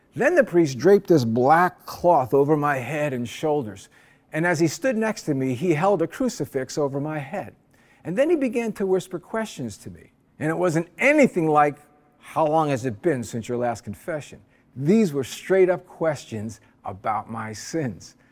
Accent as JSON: {"language": "English", "region": "New Jersey", "country": "United States", "tie": "born or raised there", "moved": "yes", "lives_now": "Honolulu, United States", "said": "As a kid back in New Jersey, I grew up in the Eastern Orthodox Church."}